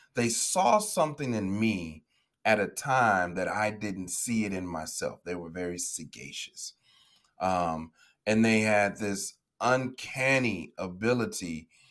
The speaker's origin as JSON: {"language": "English", "town": "Chicago", "region": "Illinois", "country": "United States", "tie": "born or raised there", "said": "I'm from the south side of Chicago, born and raised in the States"}